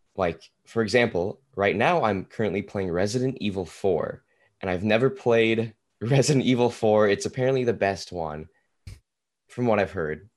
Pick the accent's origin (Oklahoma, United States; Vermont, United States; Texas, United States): Oklahoma, United States; Tulsa; now in Oklahoma City, United States; I currently live in Oklahoma City. I am from Tulsa, though